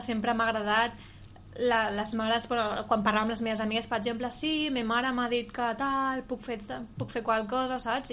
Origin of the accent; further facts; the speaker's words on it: Sant Vicenç, Catalonia, Spain; som de Sant Vicenç